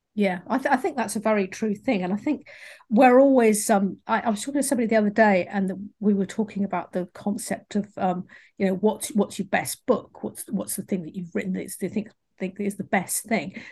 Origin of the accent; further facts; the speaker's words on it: England, United Kingdom; accent: English; my English accent